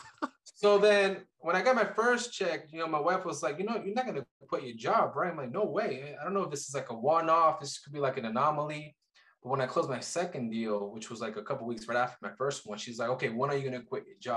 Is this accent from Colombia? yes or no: yes; Colombia; now in Kansas City, United States; I'm from Colombia originally